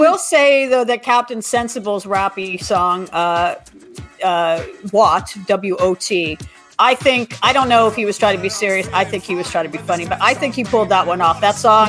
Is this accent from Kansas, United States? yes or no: no; Los Angeles, California, United States; because I grew up in the Valley